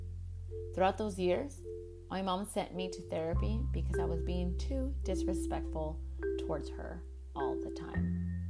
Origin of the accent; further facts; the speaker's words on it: California, United States; I was born and raised in California. To be honest, I've never had any interactions with other Chicanas like myself.